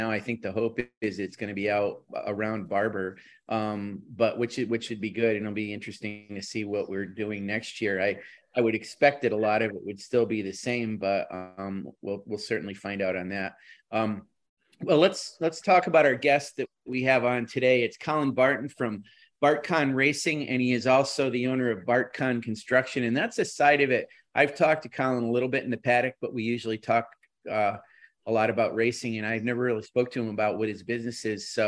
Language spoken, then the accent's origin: English; Dublin, Leinster, Ireland; moved away as an adult; now in New York, United States; I'm from the south. I'm from Dublin.